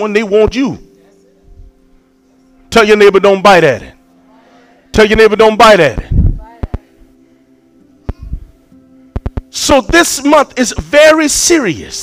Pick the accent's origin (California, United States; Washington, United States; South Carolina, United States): South Carolina, United States; Shulerville; I'm from Shulaville